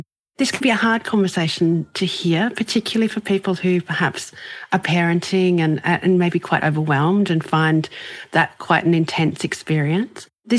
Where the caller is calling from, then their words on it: Brisbane, Queensland, Australia; I'm coming in from Brisbane in Australia